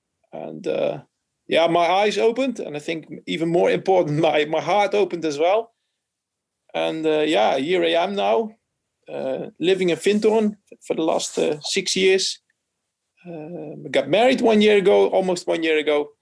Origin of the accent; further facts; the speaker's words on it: Netherlands; I'm from the Netherlands